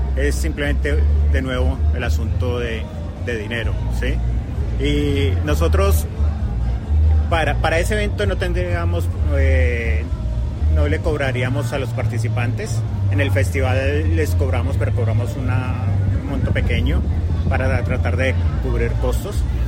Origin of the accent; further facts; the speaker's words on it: Colombia; now in Victoria, Australia; yo soy colombiano